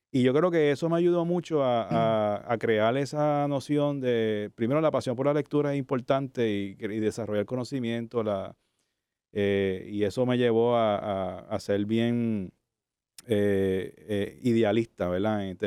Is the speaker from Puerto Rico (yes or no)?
yes; Cataño, Puerto Rico; also born or lived in Santurce, San Juan; yo nací en Santurce, de hecho. Ok, vecino. me crié en Cataño, eso sí, me crié en Cataño, Santurcino, eh, nací aquí. Eh, y soy de área metro, o sea, estudié en Bayamón, en la Discípulo de Cristo, que es un colegio evangélico.